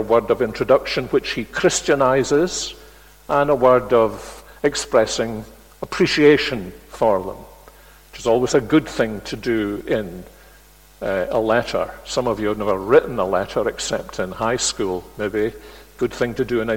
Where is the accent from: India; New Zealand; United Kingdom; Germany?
United Kingdom; Glasgow, Scotland; Glasgow, my hometown